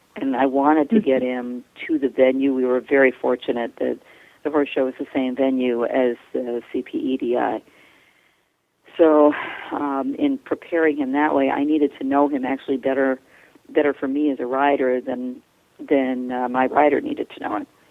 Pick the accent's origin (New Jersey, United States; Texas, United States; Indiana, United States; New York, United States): New York, United States; outside of Manhattan; moved away; I grew up outside of Manhattan